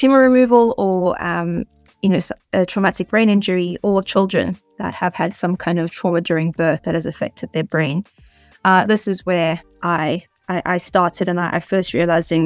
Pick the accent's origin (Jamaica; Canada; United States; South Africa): South Africa; moved away as an adult; also born or lived in United Kingdom; now in Oxford, United Kingdom; I'm originally from South Africa, where I spent most of my life. I've only recently moved to the UK.